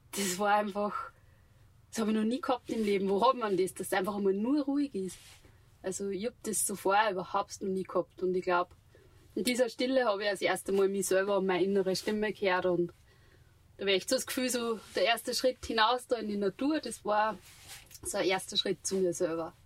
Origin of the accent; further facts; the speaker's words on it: Steinbach an der Steyr, Upper Austria, Austria; ich bin gebürtig aus Steinbach an der Steier